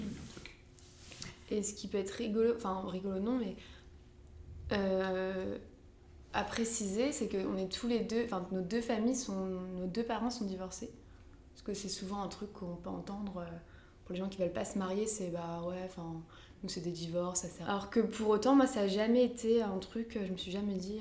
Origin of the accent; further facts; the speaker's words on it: Lambersart, Hauts-de-France, France; dans ma ville où j'ai grandi, en fait, à Lambersart